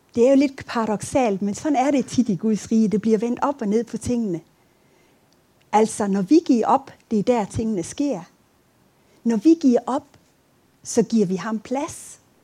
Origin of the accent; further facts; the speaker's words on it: Aabenraa, Southern Denmark, Denmark; moved away; Jeg, jeg kommer fra Åben Rå, hvis I sidder og tænker på, hvad for et land jeg kommer fra.